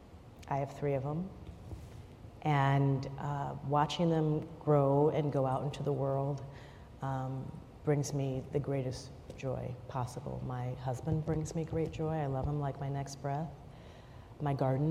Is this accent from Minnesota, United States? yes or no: yes; Minnesota, United States; growing up in Minnesota